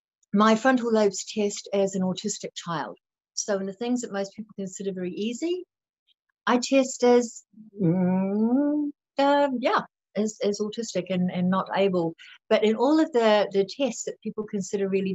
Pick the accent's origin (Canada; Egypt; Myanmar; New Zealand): New Zealand; Wellington; moved away as an adult; also born or lived in Sydney, Australia; I'm from New Zealand. I was raised in the valley where Rivendell was filmed in Lord of the Rings